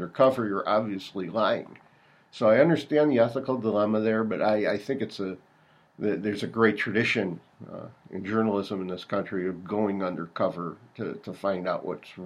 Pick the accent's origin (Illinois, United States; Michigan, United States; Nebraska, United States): Illinois, United States; Chicago; I grew up in Chicago on the Southwest Side in the Bogan High School community